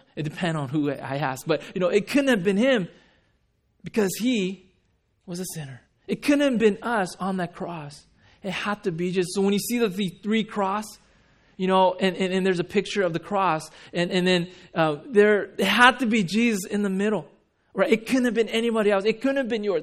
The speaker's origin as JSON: {"language": "English", "town": "Huntington Beach", "region": "California", "country": "United States", "tie": "born or raised there", "also_born_or_lived": "Japan / Rochester, New York", "said": "I grew up in Huntington Beach"}